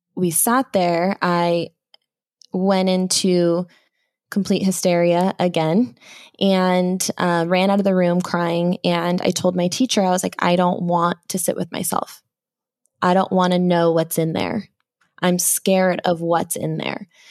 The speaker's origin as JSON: {"language": "English", "town": "Phoenix", "region": "Arizona", "country": "United States", "tie": "born or raised there", "said": "was born and raised in the Phoenix area"}